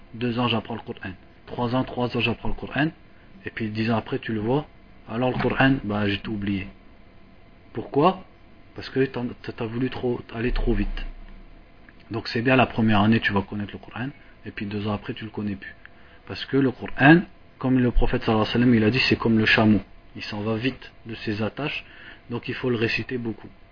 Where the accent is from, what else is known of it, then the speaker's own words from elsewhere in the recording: France; comme nous on est de France